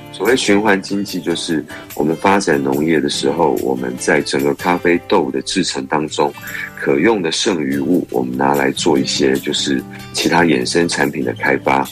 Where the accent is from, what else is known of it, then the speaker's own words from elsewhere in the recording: Pingtung County, Taiwan; moved away; 回到屏东，回到家乡，跟自己族人一起